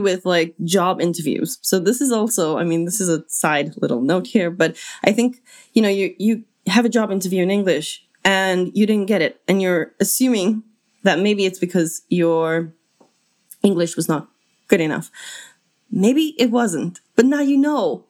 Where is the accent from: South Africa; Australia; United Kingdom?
South Africa; as a South African